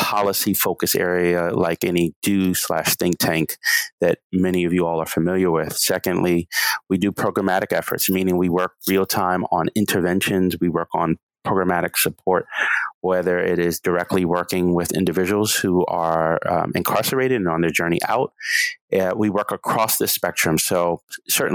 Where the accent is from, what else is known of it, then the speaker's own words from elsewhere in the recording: Charleston, South Carolina, United States; growing up in Charleston, South Carolina, being a descendant of Gullah Geechee